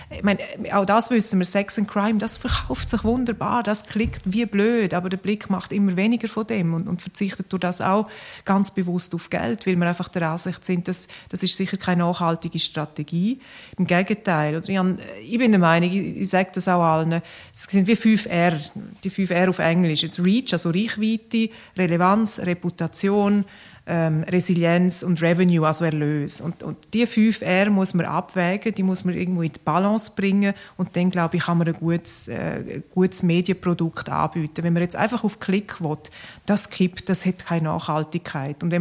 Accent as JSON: {"language": "German", "region": "Graubünden", "country": "Switzerland", "said": "ich komme aus dem Engadin, bin ja halt äh, geht man dort hin, fast jedes Wochenende und so."}